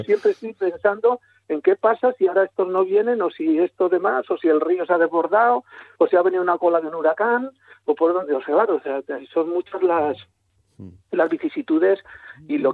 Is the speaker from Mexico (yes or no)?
no; a village in Segovia, Castile and León, Spain; yo soy de Ontalvilla, de un pueblo de Segovia, castellano